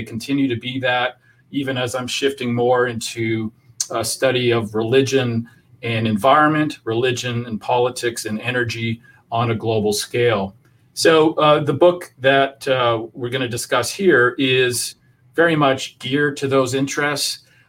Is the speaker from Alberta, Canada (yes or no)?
yes; Edmonton, Alberta, Canada; So growing up in Alberta, was always fascinated with the United States.